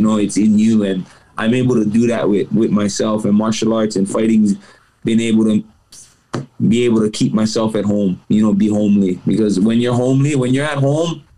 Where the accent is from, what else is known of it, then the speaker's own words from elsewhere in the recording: Hawaii, United States; Being Hawaiian